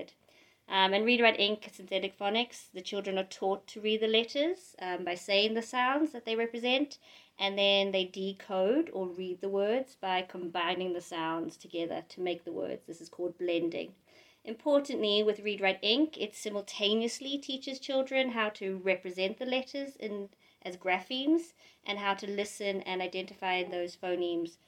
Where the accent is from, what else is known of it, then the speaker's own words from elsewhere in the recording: South Africa; moved away as an adult; also born or lived in London, United Kingdom; now in Asker, Norway; I'm originally from South Africa, and I moved to England when I was 18